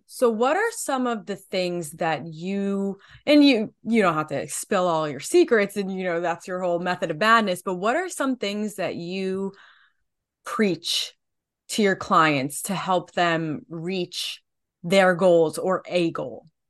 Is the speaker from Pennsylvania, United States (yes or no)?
no; New Jersey, United States; I am from New Jersey